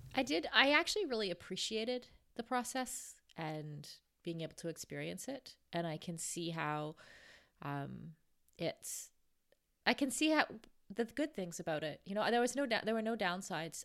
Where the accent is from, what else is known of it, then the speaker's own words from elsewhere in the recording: Canada; moved away; we were, like, besties from, like, grade two until, kinda until I left Canada